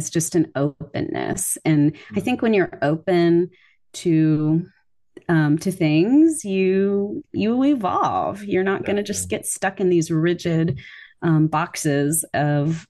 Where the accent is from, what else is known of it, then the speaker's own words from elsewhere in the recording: the South, United States; I grew up in the South